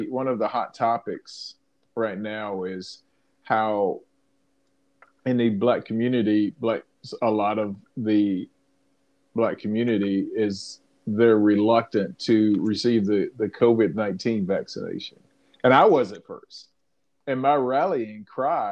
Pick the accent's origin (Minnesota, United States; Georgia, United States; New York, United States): Georgia, United States; South; I was born in 1969 in South Georgia